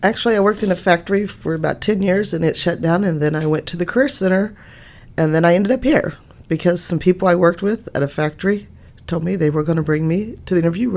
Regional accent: Pollock Grove, Missouri, United States; I'm from Pollock Grove. I grew up in small town. Been there my whole life.

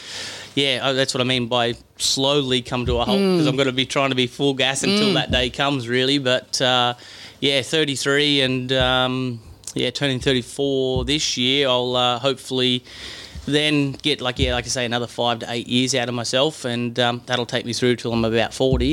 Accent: Roto, New South Wales, Australia; now in Queensland, Australia; where I grew up in Roto

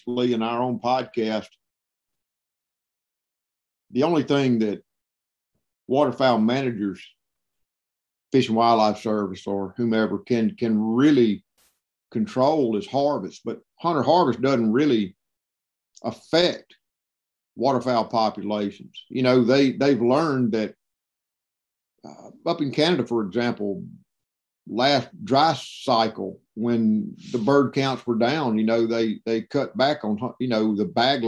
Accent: Mississippi, United States; I'm born and raised in Mississippi

